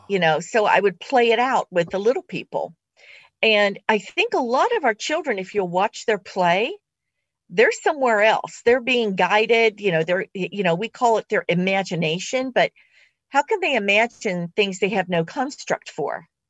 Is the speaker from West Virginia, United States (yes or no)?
yes; West Virginia, United States; I was born in West Virginia